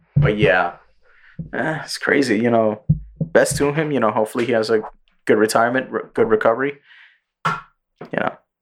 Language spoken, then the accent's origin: English; New York City, New York, United States; English is a second language; I'm a fucking Puerto Rican kid going to public school in the Bronx